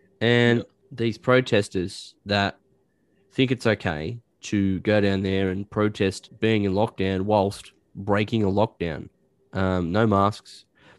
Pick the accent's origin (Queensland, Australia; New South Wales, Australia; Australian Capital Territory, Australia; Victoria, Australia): New South Wales, Australia; West Wallsend; also born or lived in England; I grew up in West Wales then, and there was a guy around the corner from my mum's place that always had immaculate lawn.